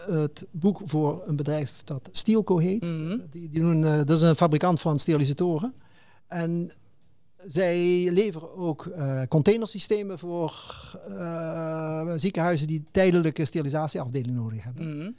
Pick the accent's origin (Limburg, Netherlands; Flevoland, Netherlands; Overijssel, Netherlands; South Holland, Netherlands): Limburg, Netherlands; ik, kom, ik ben Limburger. En eh, van een vrij groot gezin.